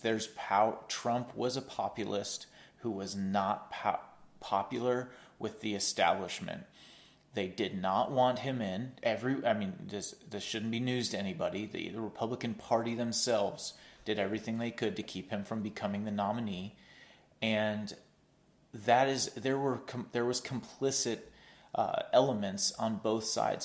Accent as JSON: {"language": "English", "country": "United States", "said": "speaking as an American"}